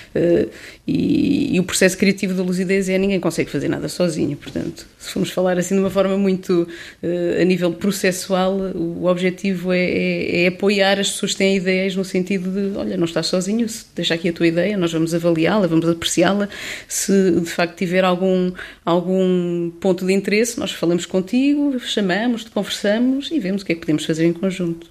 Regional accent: Pinhel, Centro, Portugal; moved away as an adult; now in Lisbon, Portugal; a minha terra natal é sem dúvida Pinhal

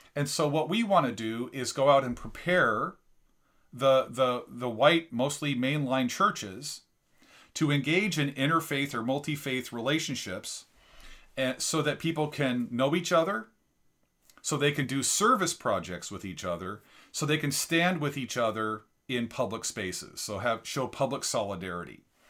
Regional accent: La Crosse, Washington, United States; I grew up in La Crosse, Washington, eighty miles south of Spokane

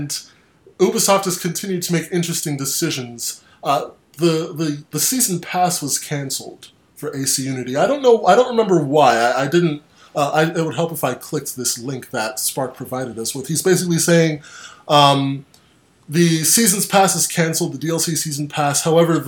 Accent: United States; I'm from the States

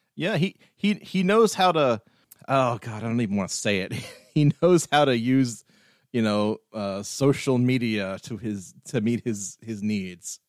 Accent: Wilkesboro, North Carolina, United States; my hometown, Wilkesboro

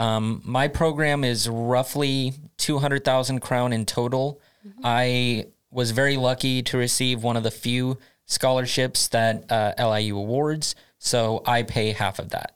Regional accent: United States; moved away as an adult; now in Sweden; I come from the United States originally

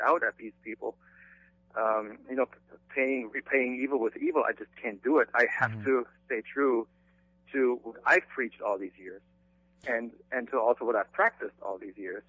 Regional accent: Germany; moved away; I grew up in Germany

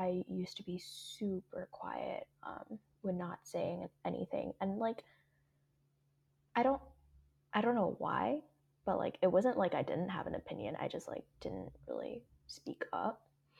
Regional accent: Hong Kong; English is a second language; my background with English is that I grew up in Hong Kong. I learned English in kindergarten and all the way up.

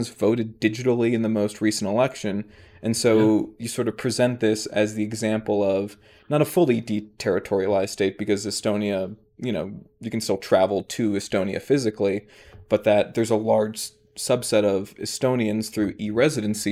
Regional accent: United States; I am an American

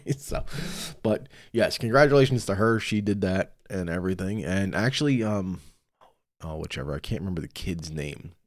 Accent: New York, United States; I'm from New York

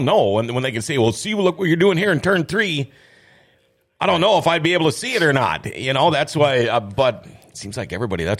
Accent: Thief River Falls, Minnesota, United States; Thief River, it's my hometown.

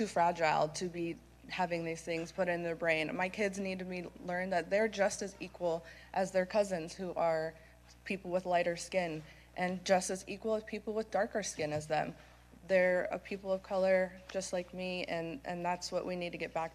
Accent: Sarasota County, Florida, United States; I'm from Sarasota County

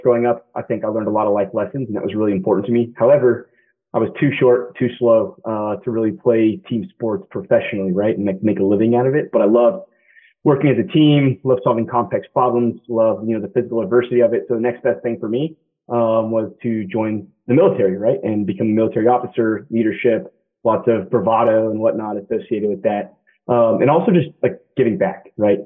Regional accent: Derby, Kansas, United States; moved away as an adult; also born or lived in Massachusetts / Wilmington, North Carolina; I grew up outside Wichita, Kansas small little town called Derby, about 30,000 folks or so

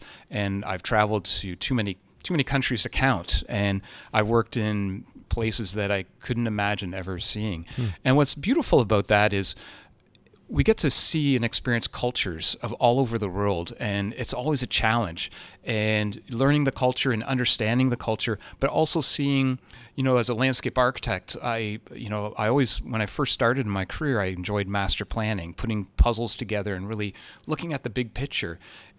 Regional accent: Toronto, Ontario, Canada; And because we're Canadian, it's not just being from Toronto, it's we're Canadian.

